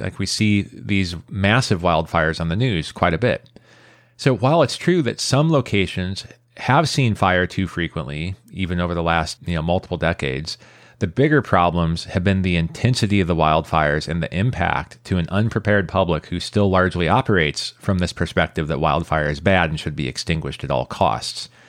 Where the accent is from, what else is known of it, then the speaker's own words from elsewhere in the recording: San Jose, California, United States; my hometown of San Jose